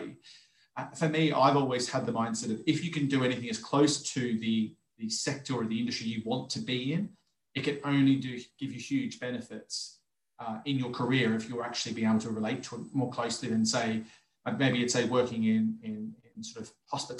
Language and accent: English; Australia; moved away; as a kid growing up, playing sports, being an Australian, sports is all part of the culture and lifestyle there